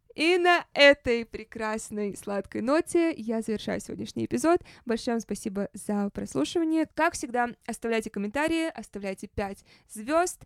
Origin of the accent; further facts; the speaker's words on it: Saint Petersburg, Russia; moved away; also born or lived in Los Angeles; это мой родной город.